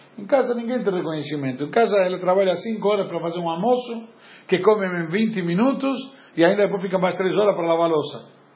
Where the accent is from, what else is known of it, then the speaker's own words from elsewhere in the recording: Argentina; moved away; Eu, como bom argentino